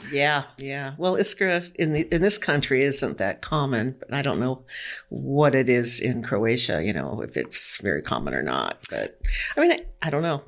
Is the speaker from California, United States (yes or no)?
yes; California, United States; moved away as an adult; now in Washington, United States; I lived in California all my life went to college, you know, and then I got married, and then we moved to Washington in 1975.